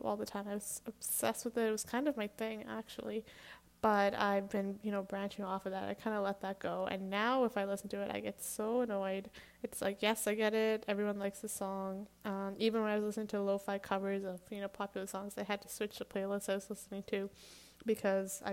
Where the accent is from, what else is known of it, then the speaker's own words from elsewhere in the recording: Canada; I'm Canadian